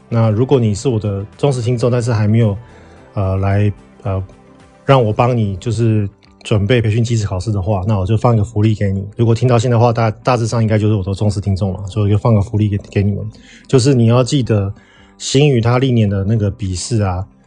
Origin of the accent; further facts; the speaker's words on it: Taiwan; now in Kuwait; 我们台湾人去泰国其实要落地签嘛